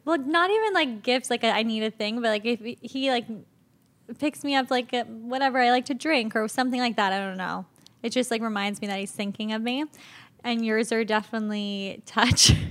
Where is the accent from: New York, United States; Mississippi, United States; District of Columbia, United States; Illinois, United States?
New York, United States; Locust Valley; I was born in New York City and then we moved to the North Shore of Long Island